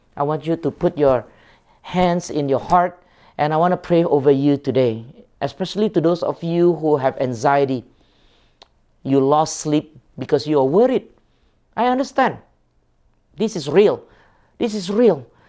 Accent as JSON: {"language": "English", "country": "Singapore", "tie": "born or raised there", "moved": "yes", "said": "I grew up in Singapore"}